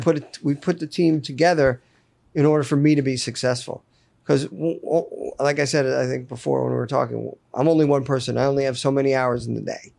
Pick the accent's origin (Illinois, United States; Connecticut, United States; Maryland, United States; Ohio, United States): Connecticut, United States; Fairfield County; moved away as an adult; also born or lived in Roanoke, Virginia / Telluride, Colorado; I grew up in Fairfield County in Connecticut